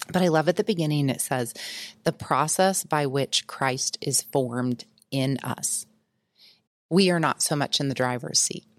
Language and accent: English; United States; I was raised in the Quad City, or south of the Quad Cities, which is Illinois, Iowa border